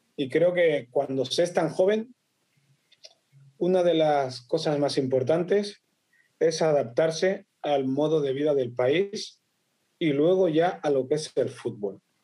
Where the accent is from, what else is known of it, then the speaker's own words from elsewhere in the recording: Barcelona, Catalonia, Spain; also born or lived in Equatorial Guinea; nací en Guinea Ecuatorial, pero desde los 11 meses estoy en España, mi padre era militar eh, para España, también es de Guinea, y con nueve años me trasladé a, Barcelona